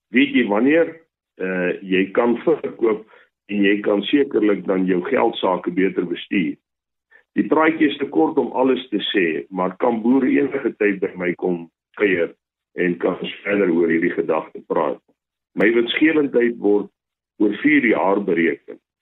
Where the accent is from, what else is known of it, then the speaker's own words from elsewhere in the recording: Rustenburg, North West, South Africa; Ek het as boerseun groot geword in Rustenburg.